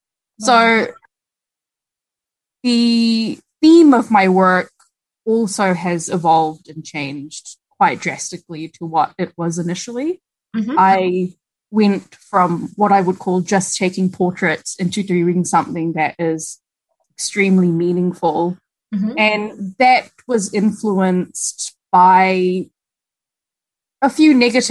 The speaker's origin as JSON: {"language": "English", "country": "Malaysia", "tie": "born or raised there", "also_born_or_lived": "Christchurch, New Zealand", "moved": "yes", "lives_now": "New Zealand", "said": "I was born in Christchurch and then spent over a decade in Malaysia. So my growing up years were in Malaysia"}